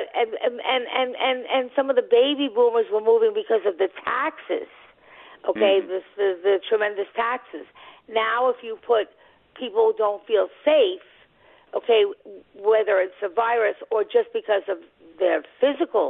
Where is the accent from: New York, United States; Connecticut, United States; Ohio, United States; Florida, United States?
New York, United States; Long Island; now in New York City, United States; I live in the city, but I'm from Long Island